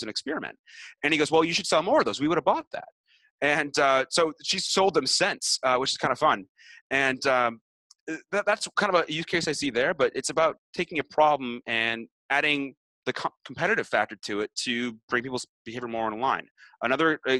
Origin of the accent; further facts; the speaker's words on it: Canada; I'm Canadian